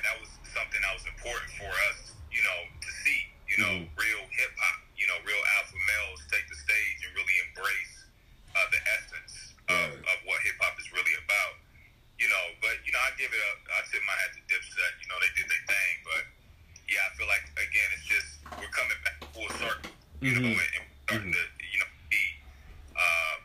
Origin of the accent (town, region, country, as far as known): Midwest, United States